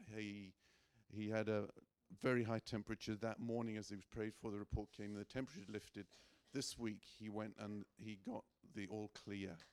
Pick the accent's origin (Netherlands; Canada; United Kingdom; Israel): United Kingdom; Northern Ireland; I'm an English Northern Irishman.